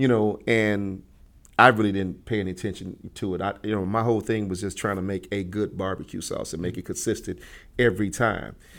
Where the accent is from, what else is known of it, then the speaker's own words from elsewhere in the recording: Chicago, Illinois, United States; living in Chicago, growing up in Chicago